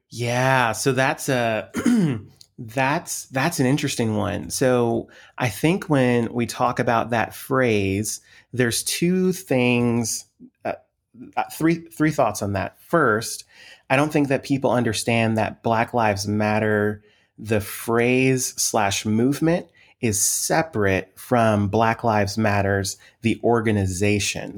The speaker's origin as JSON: {"language": "English", "area": "Montgomery County", "region": "Maryland", "country": "United States", "tie": "born or raised there", "also_born_or_lived": "Lancaster, Pennsylvania", "moved": "yes", "said": "I grew up on the East Coast, grew up in Washington, the Washington D.C. area, specifically the county just outside of Washington, uh, Montgomery County, Maryland"}